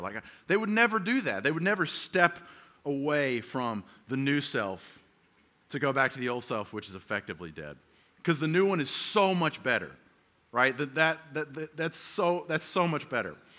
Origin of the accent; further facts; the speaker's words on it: the South, United States; now in San Diego, United States; I grew up in the South